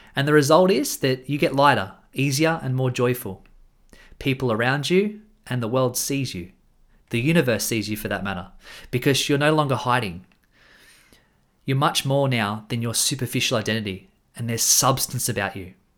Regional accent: Australia; I'm an Australian man

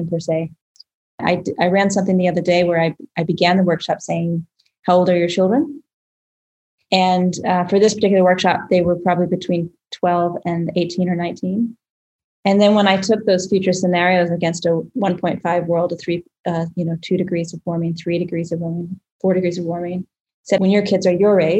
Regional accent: United States

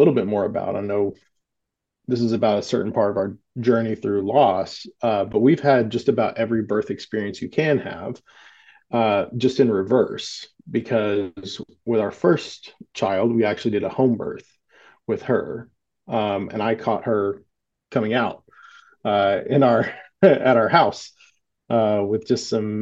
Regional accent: Southern United States, United States; growing up in the Southern United States

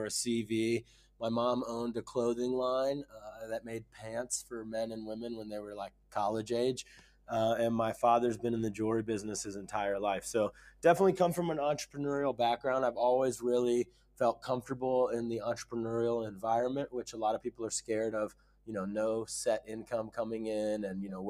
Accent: Ohio, United States; moved away as an adult; also born or lived in Dubai / Silicon Valley; I grew up in a small town in Ohio

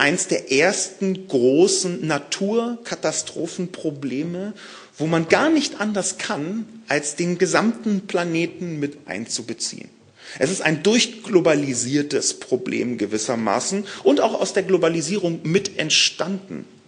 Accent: Berlin, Germany; aus Berlin, meiner Heimatstadt

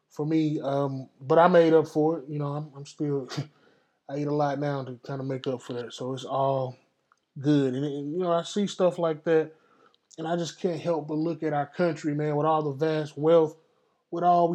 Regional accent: Texas, United States; Dallas, Texas, my home state, Texas

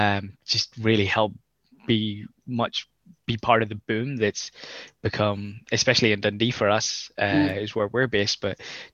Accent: Ireland; moved away as an adult; now in Scotland, United Kingdom; I'm from Ireland

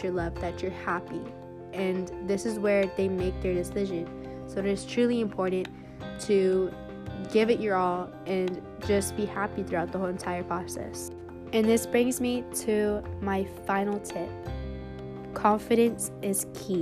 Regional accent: Kansas City, Kansas, United States; I am 17 years old, and I'm from Kansas City, Kansas.

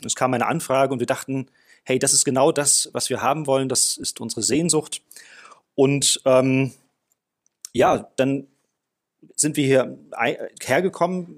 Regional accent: South Africa; moved away as an adult; now in Germany; ich bin in Südafrika geboren und groß geworden. Mit 19 Jahren kam ich nach Deutschland

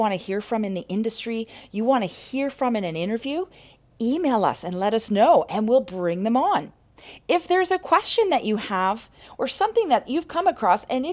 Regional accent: Canada; moved away; I'm a Canadian chiropractor

